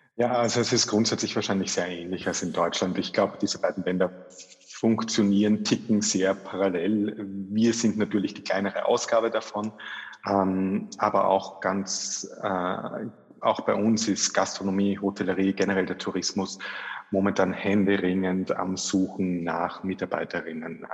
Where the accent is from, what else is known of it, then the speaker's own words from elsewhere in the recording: Austria; also born or lived in Vienna; bei uns in Österreich